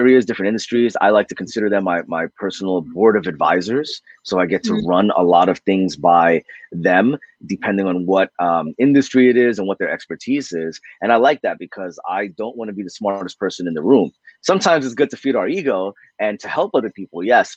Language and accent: English; United States; I was born in America. I'm first generation